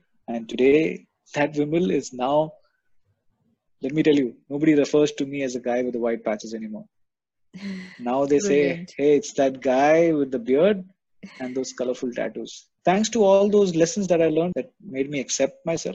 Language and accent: English; Kerala, India; moved away; also born or lived in Dubai; I'm from Kerala